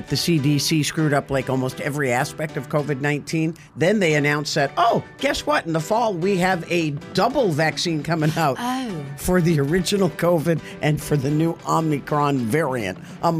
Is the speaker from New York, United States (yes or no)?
no; Rhode Island, United States; moved away; also born or lived in Ohio; I'm from Rhode Island